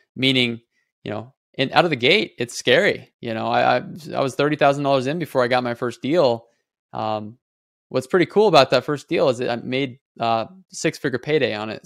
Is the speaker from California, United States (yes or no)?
no; Nebraska, United States; moved away as an adult; now in Las Vegas, United States; I moved here three years ago from Nebraska. Um, that's where I'm born and raised